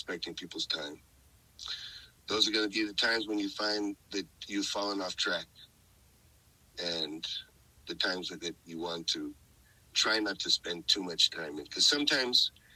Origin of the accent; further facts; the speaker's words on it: northern Mexico, Mexico; I'm a Norteño. I grew up in Norteño